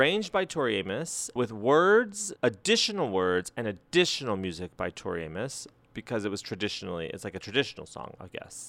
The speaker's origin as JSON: {"language": "English", "region": "New Mexico", "country": "United States", "said": "I'm from New Mexico."}